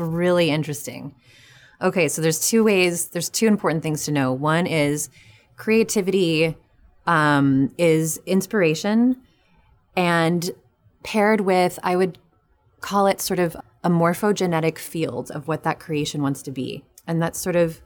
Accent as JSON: {"language": "English", "region": "New Mexico", "country": "United States", "also_born_or_lived": "New York", "moved": "yes", "said": "I'm from New Mexico originally."}